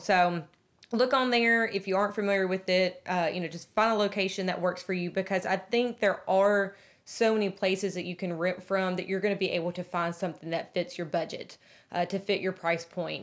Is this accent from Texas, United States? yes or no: no; Nashville, Tennessee, United States; We're from Nashville